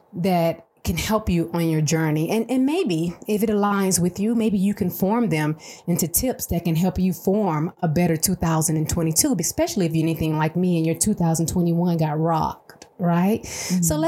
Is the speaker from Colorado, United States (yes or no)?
no; Atlanta, Georgia, United States; moved away as an adult; now in El Paso, United States; I'm from Atlanta originally.